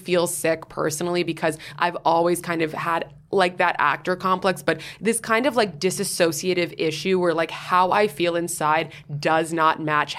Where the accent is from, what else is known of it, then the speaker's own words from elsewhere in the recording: New York, United States; you look beyond how I look and the fact that I was like from New York.